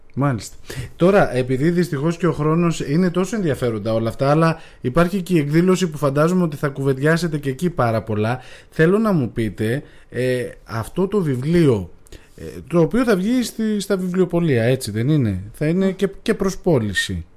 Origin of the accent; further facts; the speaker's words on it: Agios Dimitrios, North Aegean, Greece; είμαι και από τον Αγιο Δημήτρη και εκεί τα μπέλια έχουν πρωταρχικό ρόλο